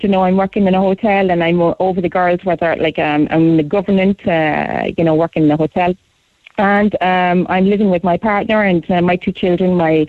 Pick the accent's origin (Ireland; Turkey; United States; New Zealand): Ireland; Mahon, Munster; From Mahon, actually, Mahon.